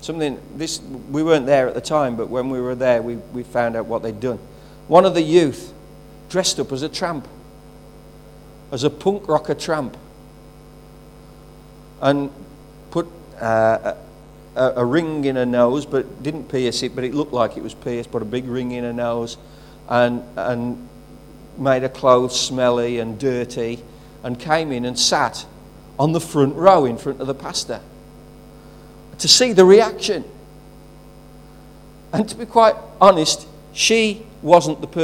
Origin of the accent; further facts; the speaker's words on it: England, United Kingdom; I'm English